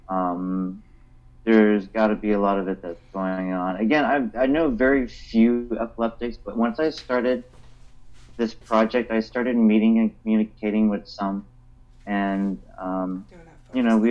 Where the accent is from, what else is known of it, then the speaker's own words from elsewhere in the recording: Buffalo, New York, United States; now in Kennedale, United States; I am from Buffalo, New York